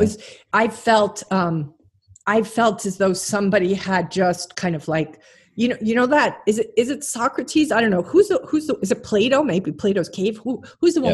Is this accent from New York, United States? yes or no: yes; St. James, New York, United States; also born or lived in Brooklyn, New York; I was born in Brooklyn, and then a good chunk of my life was spent on St. James, which is on the North Shore of Long Island.